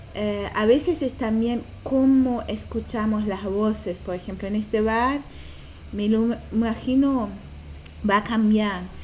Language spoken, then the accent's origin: Spanish; Germany; Spanish is a second language; moved away; yo no soy de aquí, vengo de Alemania